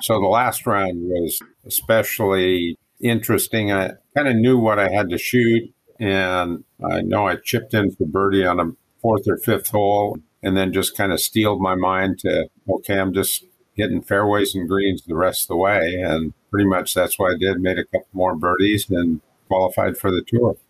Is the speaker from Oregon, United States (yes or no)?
yes; Coquille, Oregon, United States; I grew up in Coquille